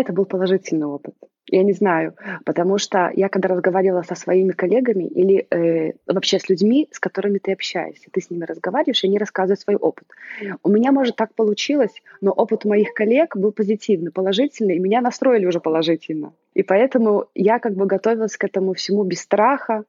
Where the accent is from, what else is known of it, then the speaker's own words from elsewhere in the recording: Belarus; moved away as an adult; also born or lived in Italy; now in Milan, Italy; я родилась в Беларуси и проживаю в Италии уже э, с 2008 года, то есть уже практически 15 лет